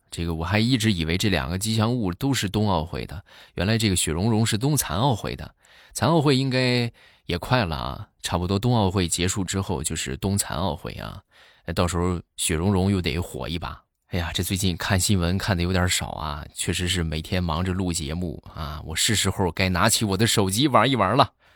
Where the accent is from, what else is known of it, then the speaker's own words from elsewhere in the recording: Shandong, China; accent: Shandong dialect; 我们山东话啊，就，就是傻就叫彪